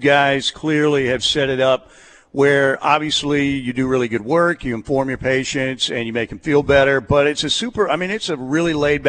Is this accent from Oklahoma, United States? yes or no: yes; Norman, Oklahoma, United States; I was born and raised in Norman, but when I was in high school, it was like 80,000 people, 85 maybe, something like that. Norman's got like 123,000 now.